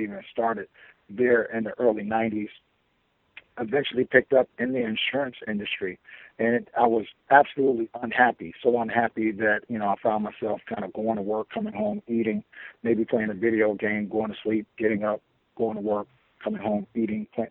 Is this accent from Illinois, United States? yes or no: yes; Chicago, Illinois, United States; also born or lived in Florida; I was born and raised in Chicago.